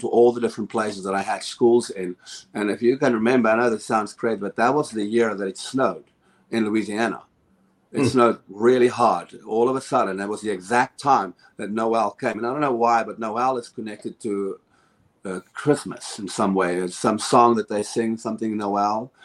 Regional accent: South Africa; now in United States; I come from South Africa.

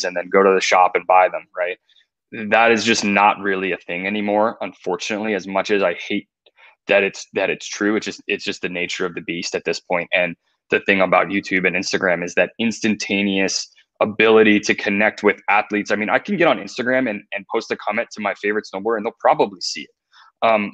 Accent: outside New York City, East Coast, United States; growing up on the East Coast, right? And I think East Coasters have that special something in the water, that drive, that mentality. I don't know if it was being raised like that or being born there or, you know, the New York City hustle. I think that's part of it, you know, growing up outside the city

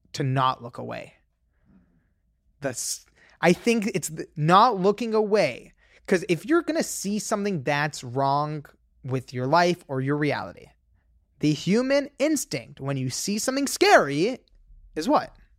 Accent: Los Angeles, California, United States; I grew up in Los Angeles

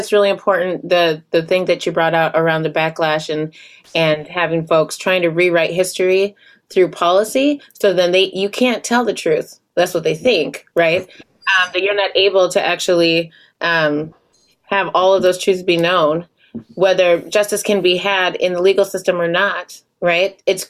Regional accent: Genesee County, Michigan, United States; my home state of Michigan, I'm looking and seeing, there's one in my home county, Genesee County

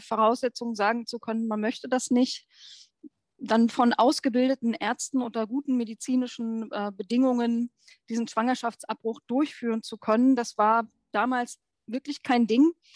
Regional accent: Brandenburg, Germany; Ich bin 1968 in Brandenburg geboren

